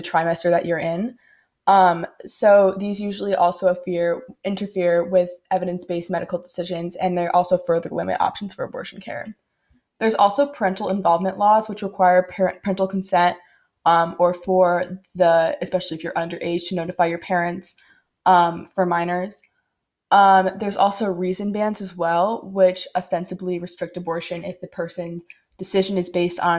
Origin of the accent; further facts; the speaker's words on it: Connecticut, United States; I'm from Connecticut